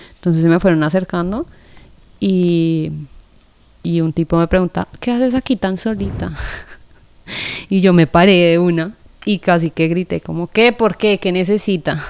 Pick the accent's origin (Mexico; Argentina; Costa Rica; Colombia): Colombia; yo soy de Colombia